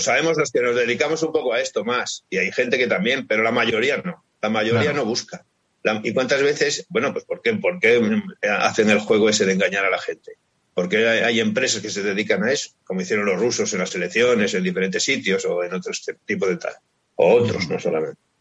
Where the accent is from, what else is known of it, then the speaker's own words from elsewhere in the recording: Cantabria, Spain; somos también los cántabros, es decir, somos muy pacientes, somos muy tranquilos